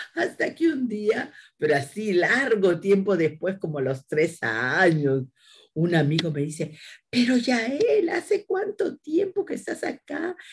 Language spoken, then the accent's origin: Spanish; Peru; now in France; soy peruana